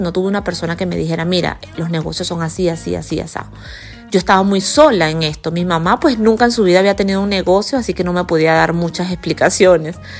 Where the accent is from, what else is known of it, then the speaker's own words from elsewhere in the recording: Guanare, Portuguesa, Venezuela; moved away as an adult; also born or lived in United States; esa ciudad de donde yo soy se llama Guanare, en Venezuela, es una ciudad muy pequeña